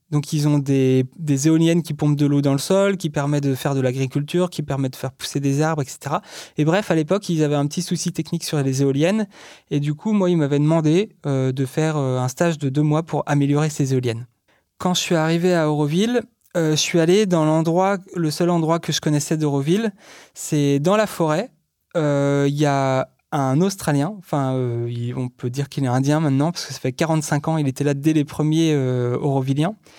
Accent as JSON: {"language": "French", "region": "Brittany", "country": "France", "tie": "born or raised there", "said": "je viens de Bretagne, et donc j'étais au collège et au lycée en Bretagne"}